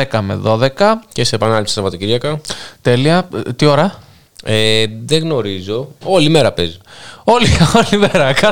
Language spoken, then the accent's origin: Greek; North Aegean, Greece; εγώ είμαι από Λέσβο, ακούω από Ζάκη θα μετράει. Φυσικά και μετράει. Τι έχουμε πιάσει τα νησιά, είμαστε νησιώτε.